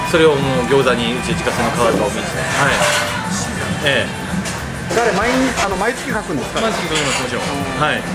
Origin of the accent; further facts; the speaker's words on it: Nara, Japan; also born or lived in Osaka; now in Fukuoka, Japan; 奈良で僕は生まれ育